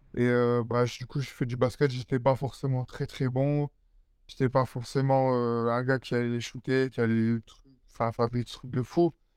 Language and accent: French; Perpignan, Occitania, France; also born or lived in Nice / Évreux; je suis parti avec ma mère sur, sur Perpignan, donc là où je vis toujours